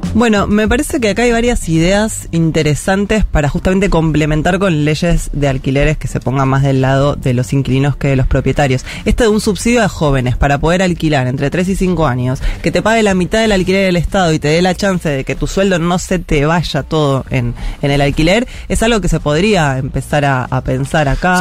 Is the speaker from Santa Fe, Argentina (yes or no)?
no; Buenos Aires, Argentina; yo soy de Parque Patricia